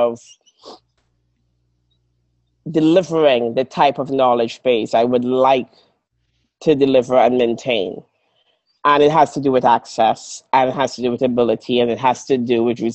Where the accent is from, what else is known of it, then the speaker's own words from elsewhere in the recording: Trinidad & Tobago; also born or lived in Grenada; now in Melbourne, Australia; I'm from Trinidad